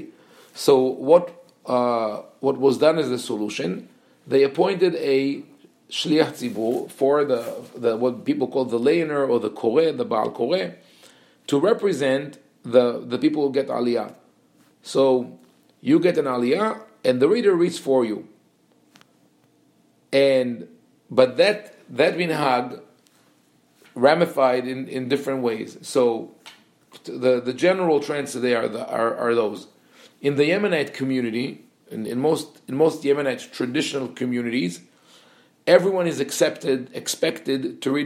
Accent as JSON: {"language": "English", "town": "Jerusalem", "region": "Jerusalem District", "country": "Israel", "tie": "born or raised there", "also_born_or_lived": "Colombia", "moved": "as an adult", "said": "growing up in Yerushalayim, I saw a lot of characters"}